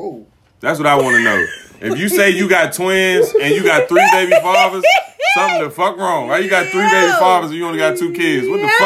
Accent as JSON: {"language": "English", "town": "Suitland", "region": "Maryland", "country": "United States", "said": "I know some Suitland niggas. I'm from Suitland."}